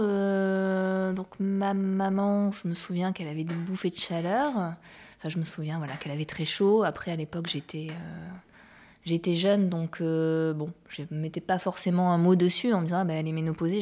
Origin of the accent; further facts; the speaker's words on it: Bordeaux, Nouvelle-Aquitaine, France; je suis originaire de Bordeaux